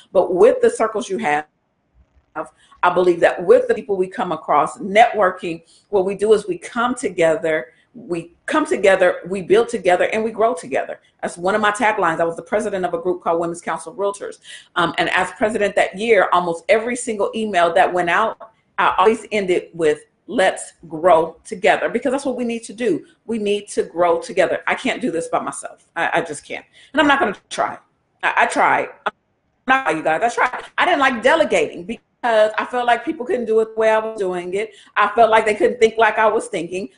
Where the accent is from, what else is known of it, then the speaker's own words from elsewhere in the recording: United States; us as African American, Black citizens American